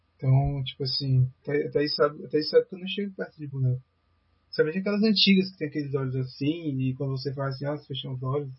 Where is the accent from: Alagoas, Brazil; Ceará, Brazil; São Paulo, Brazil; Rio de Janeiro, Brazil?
Ceará, Brazil; Fortaleza; Eu sou de, a gente é de Fortaleza